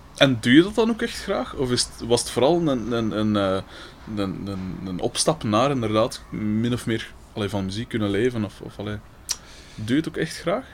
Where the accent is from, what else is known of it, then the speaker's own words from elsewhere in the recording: Liedekerke, Flanders, Belgium; Bij ons in Likkerk